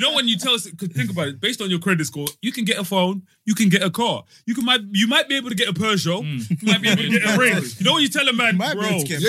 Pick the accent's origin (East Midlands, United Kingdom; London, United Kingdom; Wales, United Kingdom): London, United Kingdom; also born or lived in Zimbabwe; I'm not from them. I'm from Southwest. Every one of them is from Southeast. I'm from Strep.